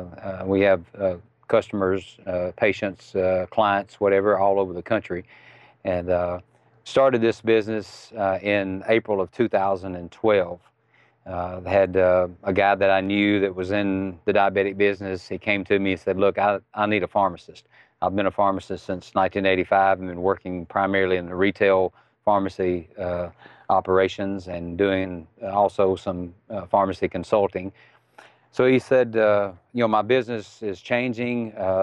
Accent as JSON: {"language": "English", "region": "Mississippi", "country": "United States", "accent": "Southern", "said": "I'm from Mississippi."}